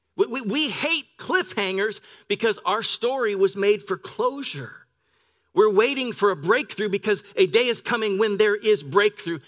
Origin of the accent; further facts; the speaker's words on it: Pend Oreille River, Pacific Northwest, United States; now in La Verne, United States; I grew up on the Ponderay River in the Pacific Northwest.